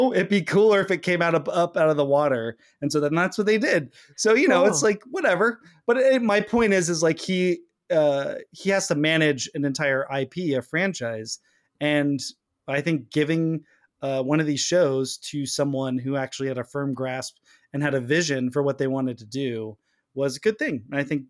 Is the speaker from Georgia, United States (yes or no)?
no; California, United States; born there; As a native Californian, well, you know, I was born in California, let's just say. Not a native I'm not an indigenous person. I was born.